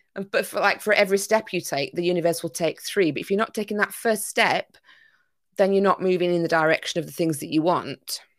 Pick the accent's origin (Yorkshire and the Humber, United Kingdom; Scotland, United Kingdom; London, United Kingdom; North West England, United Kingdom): Yorkshire and the Humber, United Kingdom; also born or lived in Greece; now in Isle of Wight, United Kingdom; I'm originally from Yorkshire